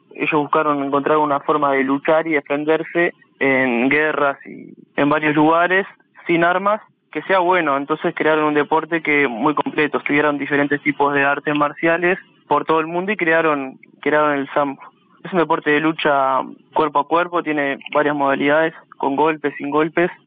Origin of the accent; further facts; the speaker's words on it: Uruguay; siendo uruguayo